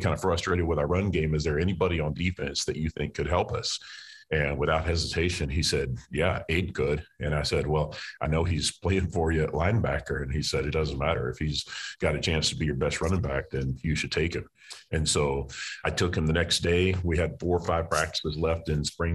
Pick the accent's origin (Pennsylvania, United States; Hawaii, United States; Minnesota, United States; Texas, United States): Texas, United States; moved away as an adult; also born or lived in Louisiana; I'm from Texas. My wife is from Texas. Haven't been back to live in over 20 years